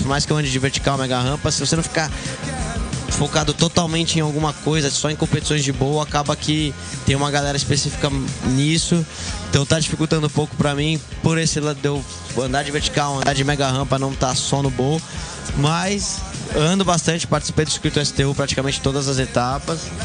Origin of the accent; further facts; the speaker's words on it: São Paulo, Brazil; é um lugar que eu podia sair na rua quando criança, andava de bicicleta, andava de skate